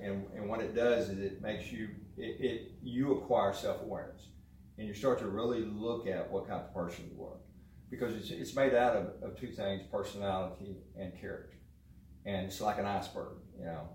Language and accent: English; McGregor, Texas, United States; also born or lived in Midland, Texas / Waco, Texas; nine I moved to McGregor